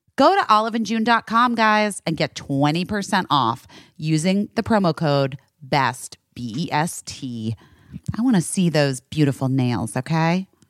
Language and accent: English; Arizona, United States; growing up in Arizona.